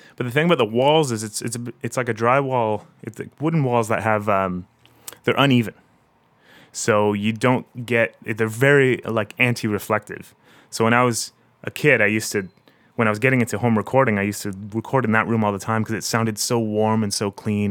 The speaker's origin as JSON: {"language": "English", "town": "Harrow", "region": "Ontario", "country": "Canada", "tie": "born or raised there", "moved": "yes", "lives_now": "Toronto, Canada", "said": "my hometown of Harrow. It's a little farm town of about um, 5,000 people or so, south of Windsor."}